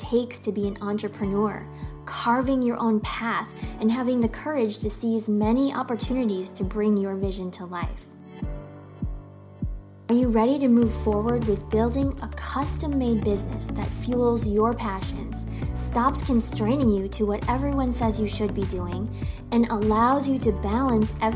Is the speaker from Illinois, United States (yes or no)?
yes; Chicago, Illinois, United States; also born or lived in Japan; now in Florida, United States; I grew up in Chicago